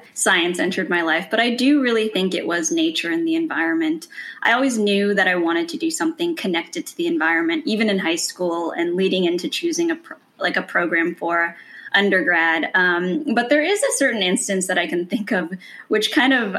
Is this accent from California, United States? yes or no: yes; California, United States; moved away as an adult; growing up in California really meant growing up in nature.